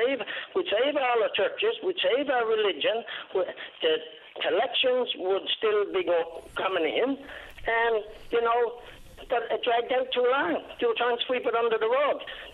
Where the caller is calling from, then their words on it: Patrick's Cove, Newfoundland and Labrador, Canada; I'm calling from Patrick's Cove in the Cape Shore area.